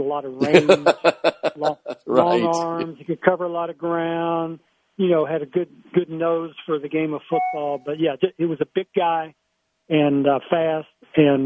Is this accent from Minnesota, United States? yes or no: no; Louisville, Kentucky, United States; when I was growing up in the West End